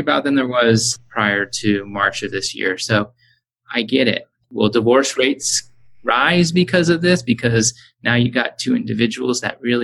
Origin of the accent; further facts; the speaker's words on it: Huntington Beach, California, United States; moved away as an adult; now in North Carolina, United States; That's where I grew up. You know, I was born in Hogue Hospital in Newport Beach.